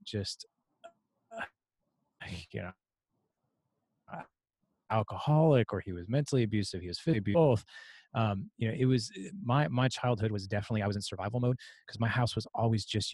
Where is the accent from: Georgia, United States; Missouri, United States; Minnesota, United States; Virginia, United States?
Missouri, United States; St. Louis; I'm from St. Louis